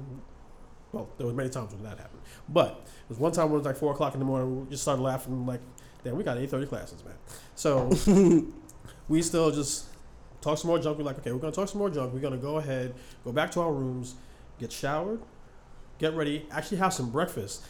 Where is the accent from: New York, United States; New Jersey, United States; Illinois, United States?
New York, United States; New York City; also born or lived in Harlem; Born in Harlem, raised in the Bronx.